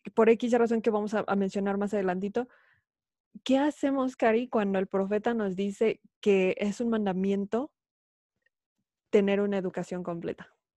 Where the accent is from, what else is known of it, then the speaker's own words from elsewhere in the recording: Mexico City, Mexico; moved away; yo soy de la Ciudad de México, ya, habíamos dicho esto, y obviamente viví toda mi vida, más de, dos décadas ahí